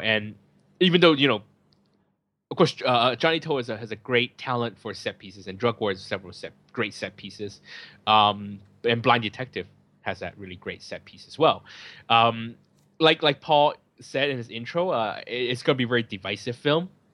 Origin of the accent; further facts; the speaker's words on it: San Francisco, California, United States; now in Hong Kong; I'm from San Francisco